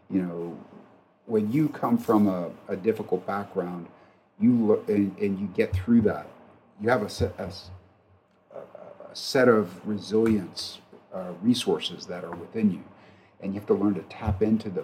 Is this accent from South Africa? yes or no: no; Wilkes-Barre Scranton area, Pennsylvania, United States; moved away; I grew up in the Wilkes-Barre Scranton area